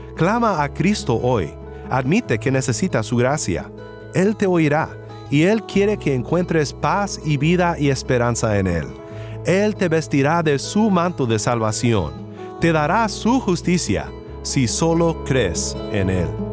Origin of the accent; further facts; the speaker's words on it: Mexico; como decimos en mi pueblo en México